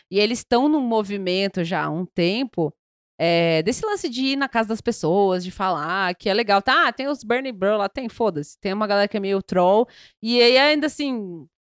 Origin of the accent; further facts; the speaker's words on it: Rio de Janeiro, Brazil; Doutor, eu sou carioca.